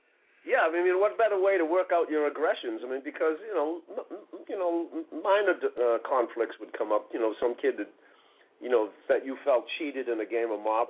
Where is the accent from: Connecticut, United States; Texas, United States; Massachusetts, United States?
Massachusetts, United States; Boston; born or raised there